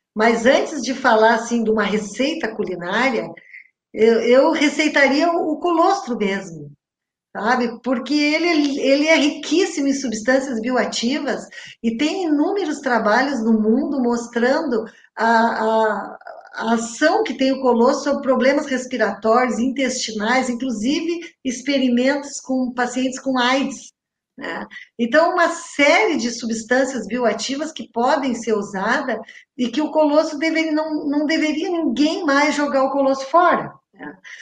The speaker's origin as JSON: {"language": "Portuguese", "country": "Brazil", "said": "eu que sou do interior do interior de São Lourenço"}